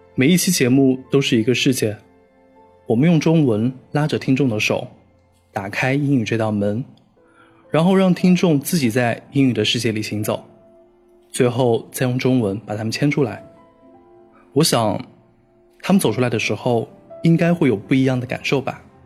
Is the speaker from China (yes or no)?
yes; Yunnan, China; also born or lived in Xi'an / Xiamen / Guangzhou; now in Beijing, China; 我毕业五年了，老家在云南。二零零六年到二零一零年，我在西安上了四年的大学。毕业以后去了厦门、广州，做过一年的销售。四年前来了北京，现在做的工作是外贸。和大多数北漂一样，我住在一间十几平米的合租房里。没有客厅，也没有家人在身边